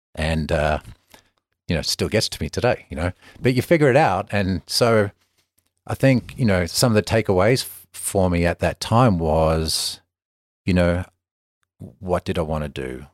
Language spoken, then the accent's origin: English; Melbourne, Victoria, Australia; moved away; the same kid, you know, forty years ago playing in the streets of Melbourne